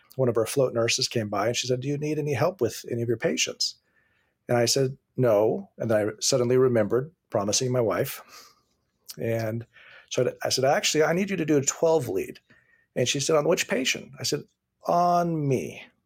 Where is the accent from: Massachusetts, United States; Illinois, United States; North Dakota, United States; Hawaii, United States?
Hawaii, United States; now in California, United States; I grew up in Hawaii